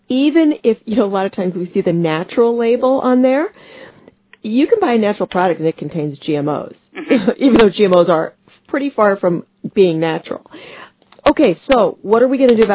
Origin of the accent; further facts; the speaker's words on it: United States; as an American